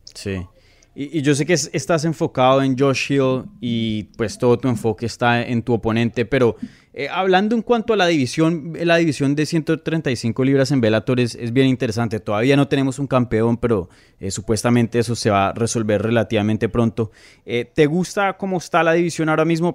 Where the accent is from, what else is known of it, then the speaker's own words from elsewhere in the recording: Colombia; moved away; yo nací en Colombia